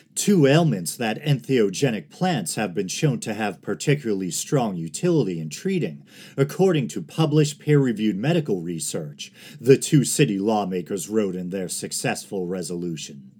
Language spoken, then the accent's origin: English; Massachusetts, United States; Massachusetts, my home state